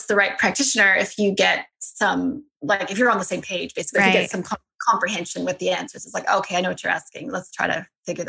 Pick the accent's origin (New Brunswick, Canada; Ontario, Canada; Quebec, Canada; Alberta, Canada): Alberta, Canada; South of Calgary.